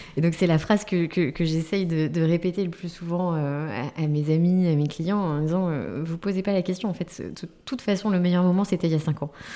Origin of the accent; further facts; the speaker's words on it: Paris, Île-de-France, France; on est parisien